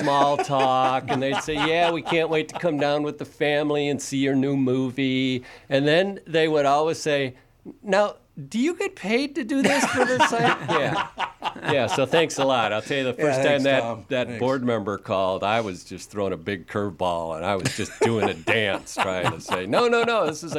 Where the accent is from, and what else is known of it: Chicago, Illinois, United States; now in Two Harbors, United States